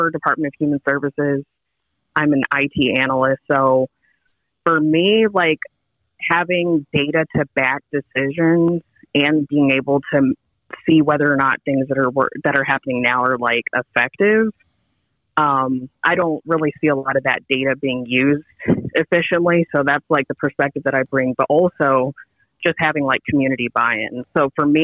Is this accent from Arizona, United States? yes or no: yes; southeast corner of Arizona, United States; now in Baltimore, United States; I'm actually from Southwest Arizona, or the southeast corner of Arizona is where I grew up